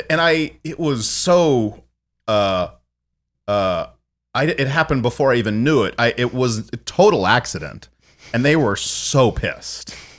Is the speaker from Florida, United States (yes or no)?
no; San Antonio, Texas, United States; moved away; also born or lived in Minneapolis; growing up in San Antonio